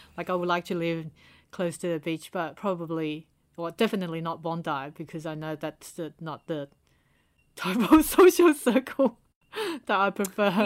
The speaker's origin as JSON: {"language": "English", "country": "Taiwan", "moved": "yes", "lives_now": "Sydney, Australia", "said": "we're from Asia, and especially from Taiwan"}